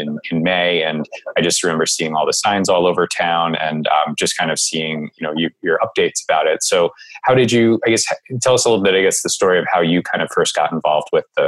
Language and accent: English; New Jersey, United States; now in Riverside, United States; we won't dive into my native Jersey roots.